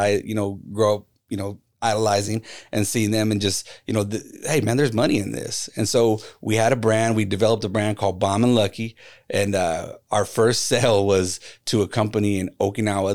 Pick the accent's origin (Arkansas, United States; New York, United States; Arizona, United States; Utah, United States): Arizona, United States; Phoenix; it's my hometown team